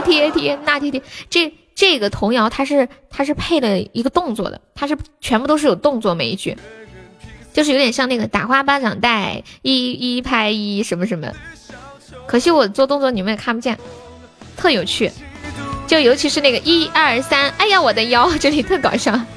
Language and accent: Chinese; Nanchong, Sichuan, China; 我是四川男葱嘞